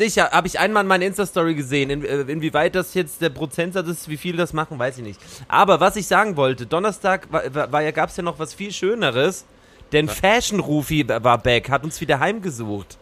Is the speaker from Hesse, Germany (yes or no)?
no; Stuttgart, Baden-Württemberg, Germany; moved away; Du warst in Stuttgart, in meiner alten Heimat